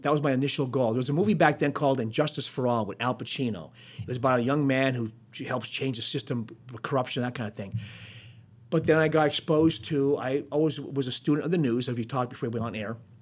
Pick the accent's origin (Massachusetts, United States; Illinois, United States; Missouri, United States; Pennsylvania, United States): Pennsylvania, United States; Hazleton; I'm from Hazleton, and Wilkes-Barre was a big city back then